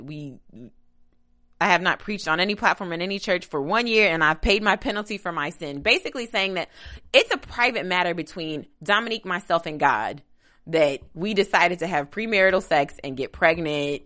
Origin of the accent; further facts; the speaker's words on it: Kentucky, United States; I'm, I'm from Kentucky, which is, is considered Midwest